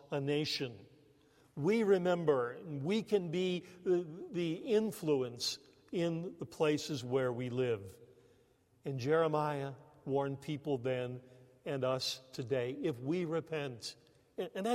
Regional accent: United States; moved away as an adult; also born or lived in Canada; us Americans

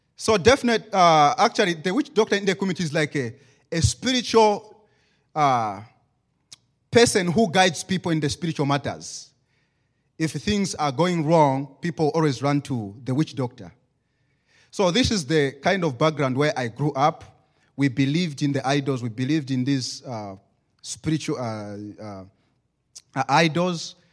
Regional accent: Zambia; English is a second language

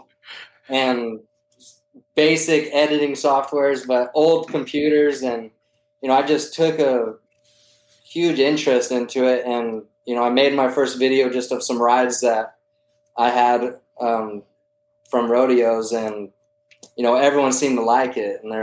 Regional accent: Santa Fe, New Mexico, United States; also born or lived in Española, New Mexico; I was born in Santa Fe, New Mexico, 88 model

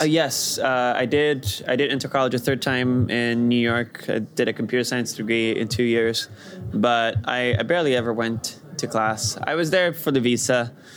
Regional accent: Rio de Janeiro, Brazil; moved away; I grew up in Brazil in Rio de Janeiro

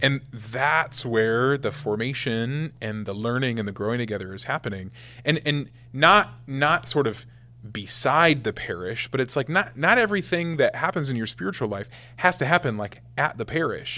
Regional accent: West Point, Nebraska, United States; I was the first guy from my hometown to to be ordained a priest for the Archdiocese of Omaha in forty years

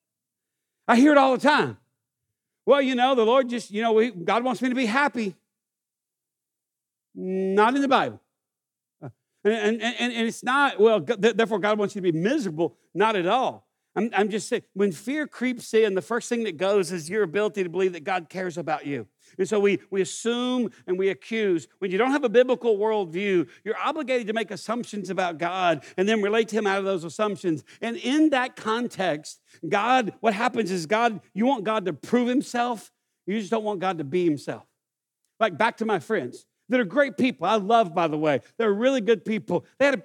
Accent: East Texas, United States; I grew up in East Texas.

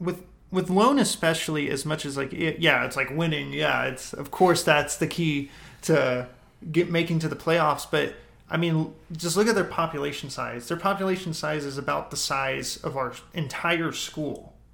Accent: Robert Lee, Texas, United States; I guess growing up in Robert Lee, there's a ton of people that have great influence on the town.

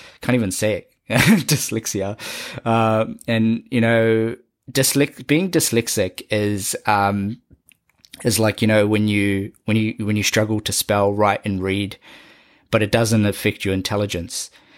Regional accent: Auckland, New Zealand; me growing up in South Auckland, how it sort of narrated an idea and a concept in my brain

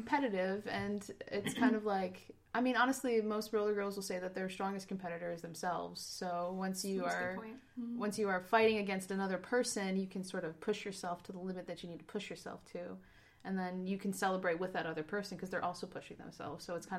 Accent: New York, United States; I'm actually from New York originally.

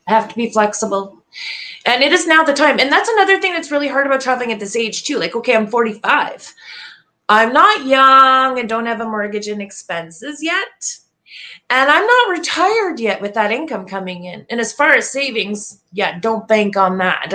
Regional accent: Canada; I am from Canada

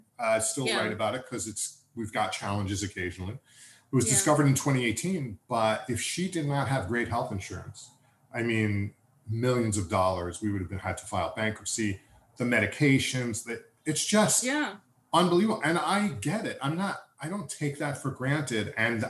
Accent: New York, United States; I was brought up Jewish, New York, very typical of my type, whatever.

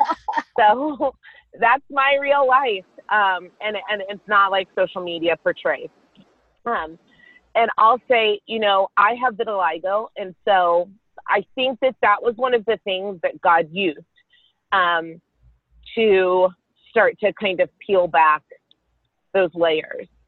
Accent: Carrollton, Texas, United States; I grew up in Carrollton, Texas with my sister and my parents

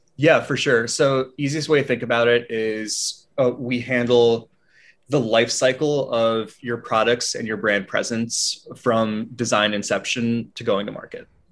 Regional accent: Albany, New York, United States; I'm from upstate New York, out of a small suburb right near Albany

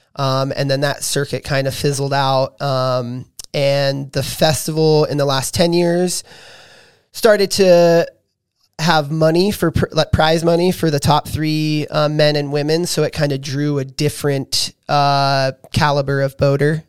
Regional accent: Bigfork, Montana, United States; growing up in Big Fork

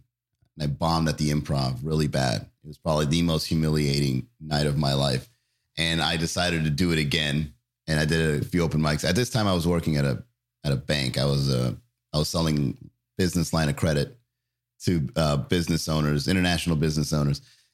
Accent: Miami, Florida, United States; also born or lived in Long Island, New York; I was born in Long Island. I came to Miami when I was fairly young.

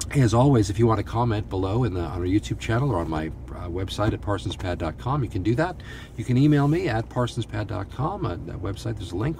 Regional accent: United States; I'm an extremely thankful American

